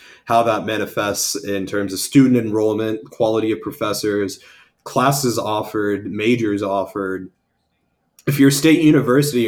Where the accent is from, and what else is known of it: Ohio, United States; born or raised there